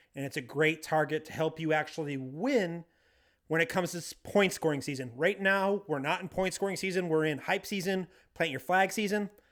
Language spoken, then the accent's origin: English; Bangor, Maine, United States; from Bangor, Maine, my hometown